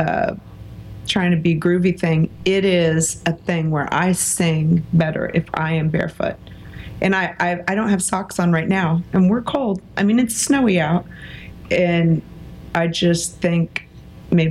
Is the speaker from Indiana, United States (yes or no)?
yes; Muncie, Indiana, United States; I had a great childhood in Muncie, Indiana, and ended up staying there